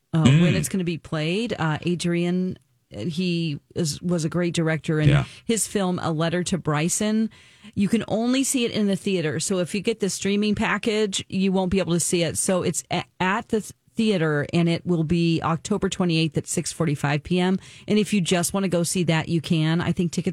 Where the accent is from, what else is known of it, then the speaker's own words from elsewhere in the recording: Scotland, United Kingdom; I'm Scottish